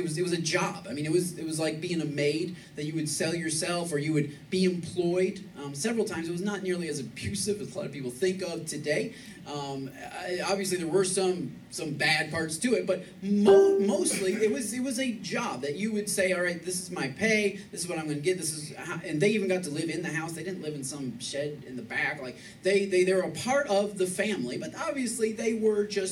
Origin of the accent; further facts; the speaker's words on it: Michigan, United States; moved away as an adult; now in Texas, United States; I'm from Michigan